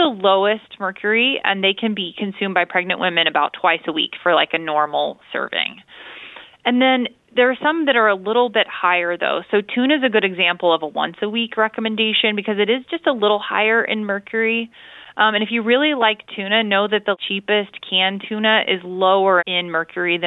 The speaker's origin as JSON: {"language": "English", "region": "Illinois", "country": "United States", "said": "I'm from Illinois"}